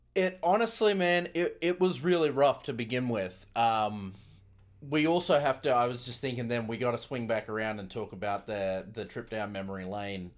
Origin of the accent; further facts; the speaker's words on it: Brisbane, Queensland, Australia; moved away as an adult; now in Las Vegas, United States; back in my hometown, Brisbane, Australia